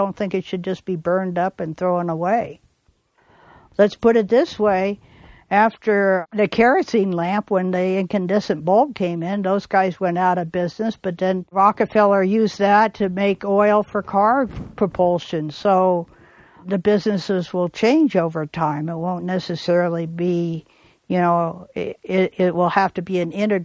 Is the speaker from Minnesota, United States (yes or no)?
no; Bay Area, California, United States; I grew up in the Bay Area in California